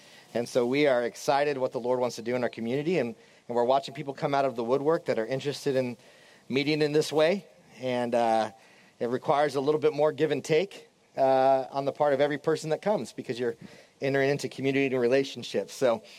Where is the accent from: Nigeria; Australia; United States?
United States; Washington; I grew up in Southwest Washington near Mount St. Helens, and it was my second birthday, May 18th, 1980, that Mount St. Helens erupted.